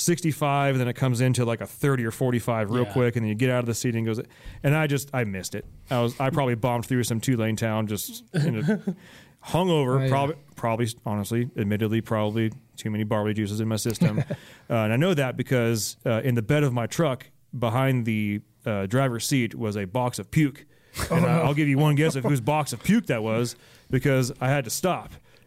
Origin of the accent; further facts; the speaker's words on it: Alameda, California, United States; moved away; also born or lived in San Jose; I grew up in Alameda and went to college in San Jose.